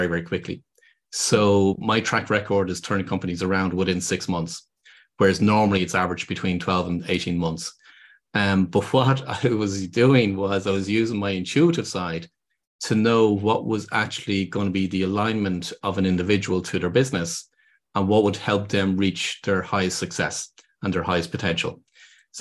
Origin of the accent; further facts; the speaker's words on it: Ireland; accent: Irish; people can hear from my accent, I'm based here in Ireland